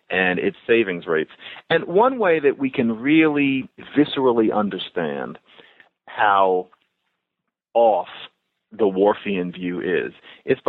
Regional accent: United States; we're American

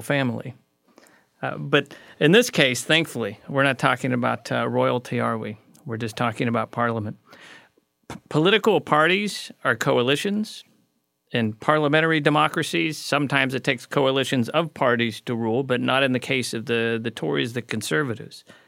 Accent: United States; as an American

